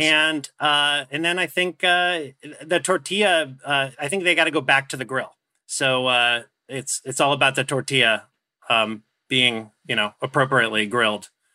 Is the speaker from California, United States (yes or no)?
yes; Orange County, California, United States; I grew up in Orange County